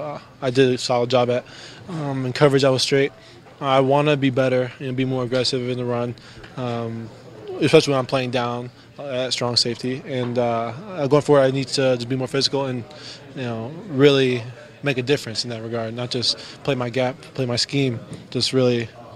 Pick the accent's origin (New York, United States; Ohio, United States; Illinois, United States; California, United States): Illinois, United States; Chicago; I was playing in snow since high school, growing up in Chicago